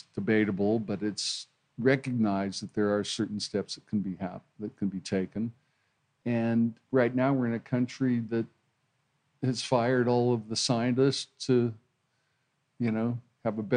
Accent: Hawaii, United States; now in Australia; I grew up in Hawaii

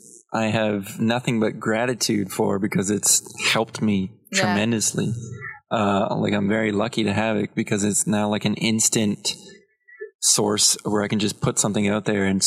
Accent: Belleville, Ontario, Canada; I'm a comedian from Belleville, a city famous for, you know, it's opioid overdoses.

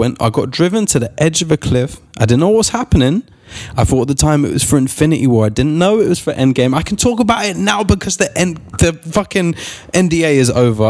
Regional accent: London, United Kingdom; I'm from Finsbury Park, bruv.

